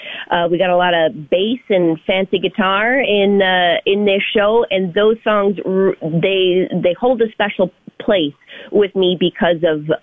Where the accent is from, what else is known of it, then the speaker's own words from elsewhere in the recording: California, United States; moved away; I'm from California originally, and we have a lot of different accents that kind of float around. Not as heavy as Texas